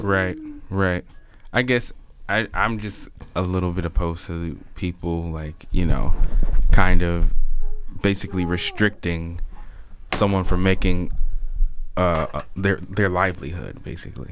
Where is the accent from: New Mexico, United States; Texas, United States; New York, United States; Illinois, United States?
Illinois, United States; Chicago; I grew up in Chicago